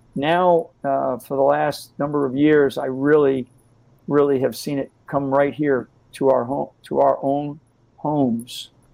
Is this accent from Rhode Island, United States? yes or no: yes; Rhode Island, United States; I'm a I'm an Irish Catholic kid from from uh, the state of Rhode Island